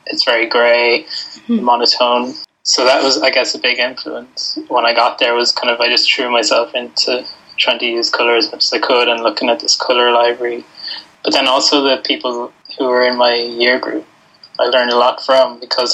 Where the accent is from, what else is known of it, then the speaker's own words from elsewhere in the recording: southeast coast of Ireland, southeast Ireland, Ireland; I grew up in a small fishing town on the southeast coast of Ireland